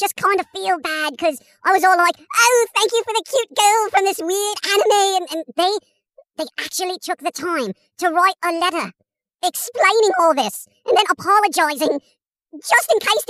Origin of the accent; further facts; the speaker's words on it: England, United Kingdom; I'm English